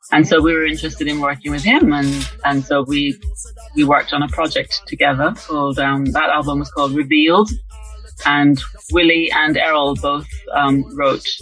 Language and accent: English; Jamaica; born or raised there; moved away as an adult; now in London, United Kingdom